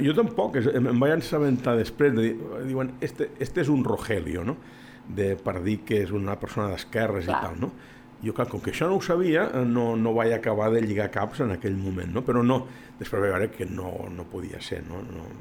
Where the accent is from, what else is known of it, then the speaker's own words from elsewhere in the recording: La Granja d'Escarp, Catalonia, Spain; el paisatge que surt és del meu poble